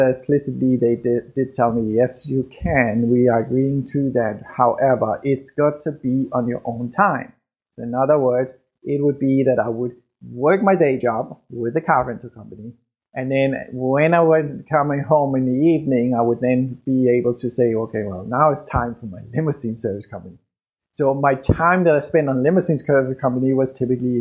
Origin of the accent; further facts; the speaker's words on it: Denmark; English is a second language; moved away as an adult; I was born and raised in Denmark